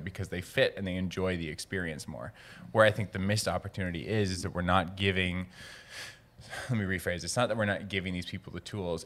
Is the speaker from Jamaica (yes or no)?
no; Cranbrook, British Columbia, Canada; now in Vancouver, Canada; I grew up in Cranbrook, British Columbia, small town, twenty-two thousand people, very southeast corner of British Columbia.